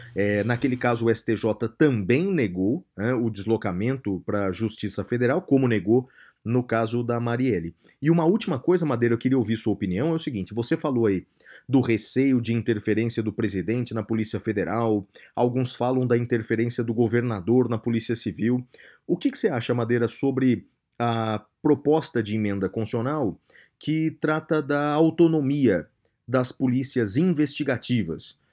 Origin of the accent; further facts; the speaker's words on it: Brazil; nós brasileiros